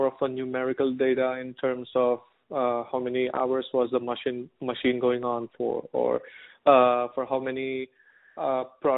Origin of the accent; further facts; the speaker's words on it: India; moved away as an adult; now in United States; I am from India